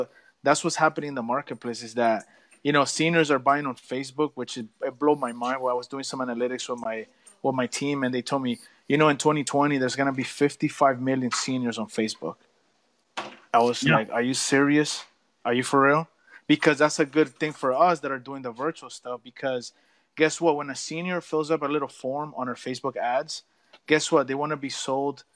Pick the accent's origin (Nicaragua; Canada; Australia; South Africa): Nicaragua; now in Florida, United States; I'm from Nicaragua in Central America. I'm in Florida in the United States.